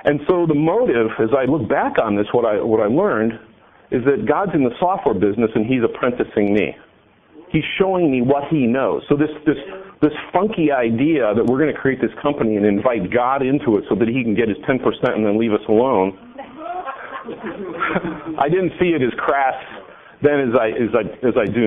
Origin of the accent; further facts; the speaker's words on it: California, United States; I come from California